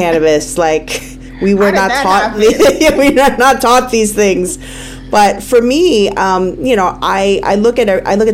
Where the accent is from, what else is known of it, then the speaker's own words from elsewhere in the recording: New York City, New York, United States; moved away as an adult; also born or lived in California; I grew up in the Bronx